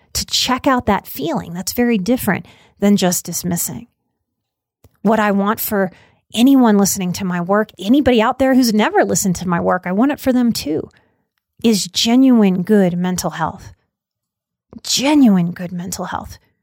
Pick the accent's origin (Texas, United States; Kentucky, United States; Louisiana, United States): Louisiana, United States; New Orleans; I was raised, born and raised in New Orleans, and that's a deeply Catholic place